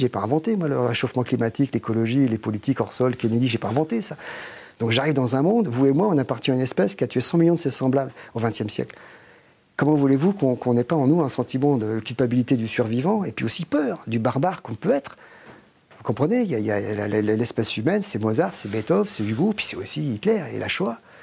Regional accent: France; je suis français

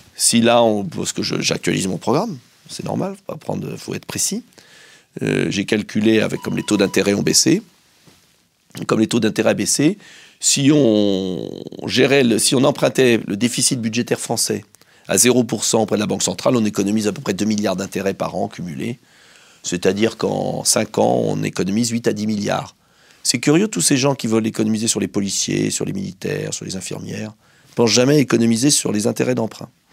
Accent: France; also born or lived in Essonne; moi je suis français

